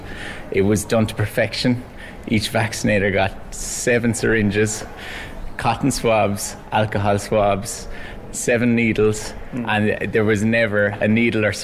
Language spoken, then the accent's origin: English; Cork, Munster, Ireland; my hometown Cork